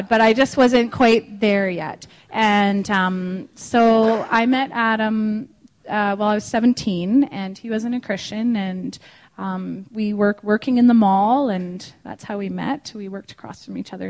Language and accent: English; Langley, British Columbia, Canada; I grew up in Langley here